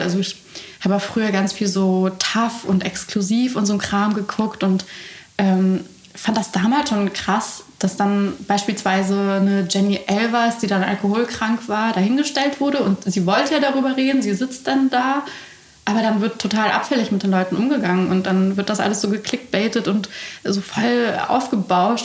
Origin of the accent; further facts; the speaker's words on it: Baden-Württemberg, Germany; also born or lived in Bucharest, Romania; ich bin ja eigentlich in Bukarest geboren und habe da ein paar Jahre gelebt. Und dann wurde ich in so ein absolutes Dorf gesteckt nach Baden-Württemberg